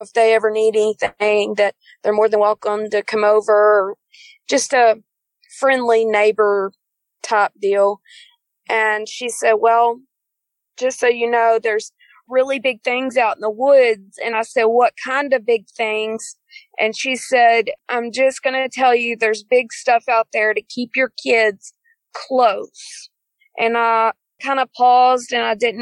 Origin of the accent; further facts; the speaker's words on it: East Texas, United States; I'm from East Texas. We live in the big town of Fruitvale. We moved there around 2010